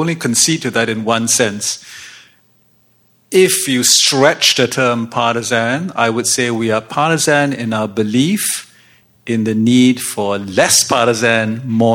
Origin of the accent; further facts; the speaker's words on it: British Columbia, Canada; I'm from British Columbia.